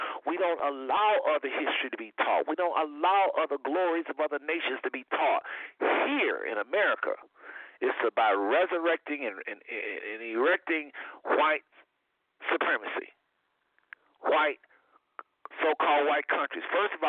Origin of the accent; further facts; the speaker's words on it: Jamaica; I'm from Jamaica, though, from the Caribbean.